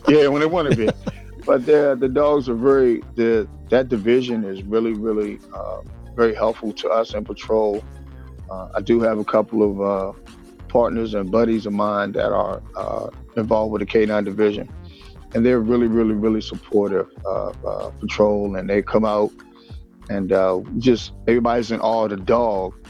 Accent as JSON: {"language": "English", "town": "Washington", "region": "District of Columbia", "country": "United States", "tie": "born or raised there", "said": "born and raised in Washington D.C."}